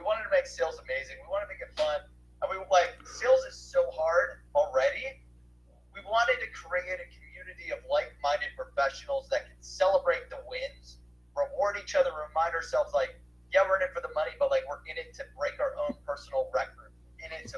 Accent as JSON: {"language": "English", "town": "Cleveland", "region": "Ohio", "country": "United States", "said": "I'm from Cleveland"}